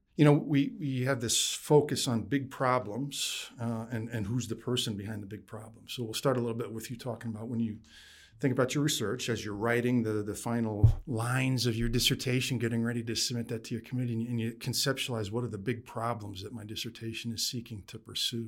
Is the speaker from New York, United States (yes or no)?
yes; upstate New York, United States; also born or lived in Plattsburgh; I grew up in upstate New York.